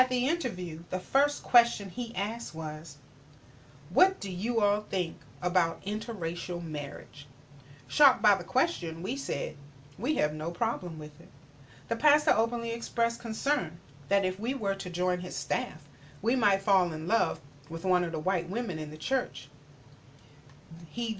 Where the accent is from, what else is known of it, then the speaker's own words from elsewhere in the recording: Manchester, Georgia, United States; also born or lived in LaGrange, Georgia; Growing up in Manchester, racial problems in my little hometown paled to comparison to some other southern towns.